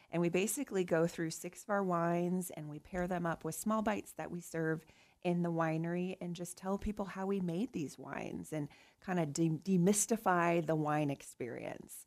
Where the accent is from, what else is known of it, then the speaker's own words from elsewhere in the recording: Nebraska, United States; now in Kansas, United States; Nebraska, so my home state